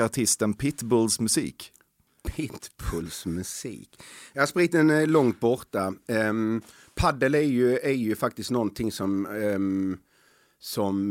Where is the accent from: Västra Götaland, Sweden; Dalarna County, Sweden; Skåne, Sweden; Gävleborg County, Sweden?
Skåne, Sweden; Helsingborg; jag är uppväxt på Dalhem i Helsingborg, ett tufft område.